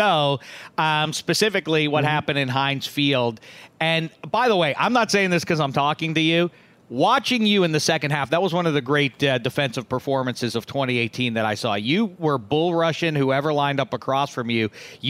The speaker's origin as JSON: {"language": "English", "town": "Pittsburgh", "region": "Pennsylvania", "country": "United States", "tie": "born or raised there", "said": "growing up in Pittsburgh, I was at Pitt Stadium."}